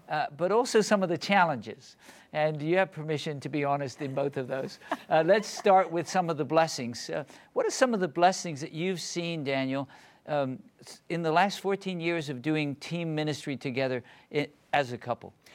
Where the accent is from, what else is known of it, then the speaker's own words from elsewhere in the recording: England, United Kingdom; I actually was born in England